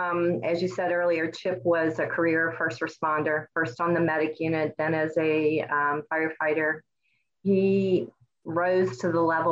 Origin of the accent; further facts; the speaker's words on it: Northern Kentucky, United States; I was born and raised in Kentucky, Northern Kentucky. So we sit right there on the Ohio River bordering Cincinnati. I grew up in a family with six children